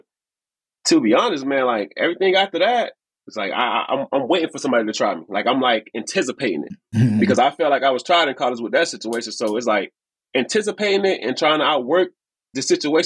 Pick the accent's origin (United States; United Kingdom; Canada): United States; Miami, Florida; I'm from Miami. We've been out here long enough